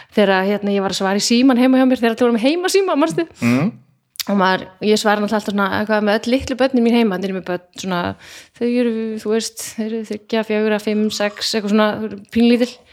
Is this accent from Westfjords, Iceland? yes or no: no; Garðabær, Capital Region, Iceland; þetta var raunverulega sveit þegar ég ólst upp, ég ólst upp á sagt, no, hérna, garða, ekki garðaholtinu þannig upp á raunsholtinu